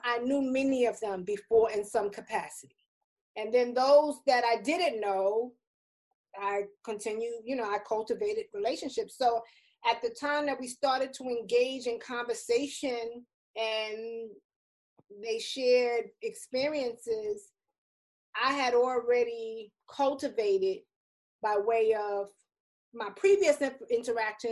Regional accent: New York City, New York, United States; I'm from the Bronx, New York

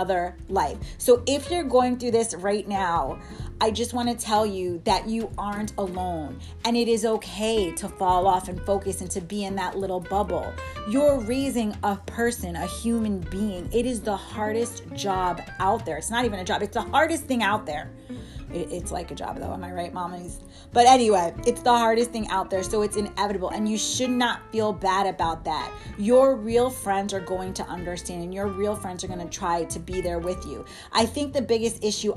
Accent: New York, United States; moved away as an adult; also born or lived in Miami; I went to school in Miami, so I'm from New York

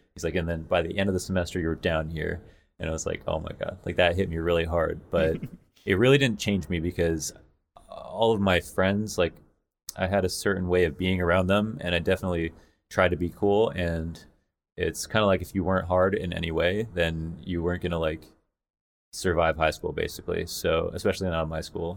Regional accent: London, Ontario, Canada; also born or lived in Montreal / Toronto; I was born in Montreal, moved to London, Ontario, and then it was, like, me and my mom

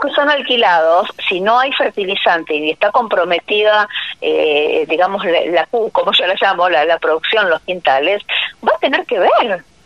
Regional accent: Bigand, Santa Fe, Argentina; en mi pueblo, o sabes que yo estoy de Vigán, provincia de Santa Fe

